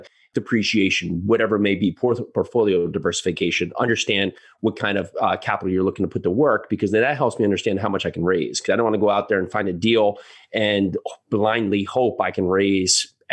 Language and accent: English; United States; also born or lived in New York City; we born and raised on the East Coast, you know, right outside New York City, lived in New York City for a while